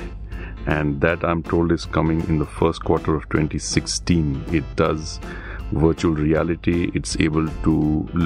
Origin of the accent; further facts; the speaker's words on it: Bangalore, Karnataka, India; I'm from Bangalore.